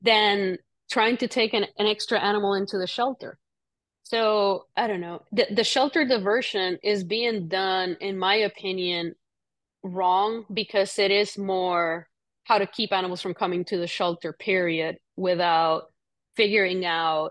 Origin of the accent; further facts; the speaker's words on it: Puerto Rico; moved away; I grew up in Puerto Rico.